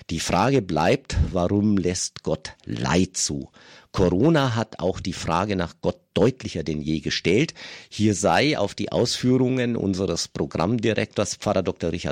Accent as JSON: {"language": "German", "town": "Bad Griesbach im Rottal", "region": "Bavaria", "country": "Germany", "tie": "born or raised there", "said": "Bad Griesbach im Rottal ist meine Heimat. Der Schäfflertanz gehört zu prägenden Ereignissen meiner Kindheit dort."}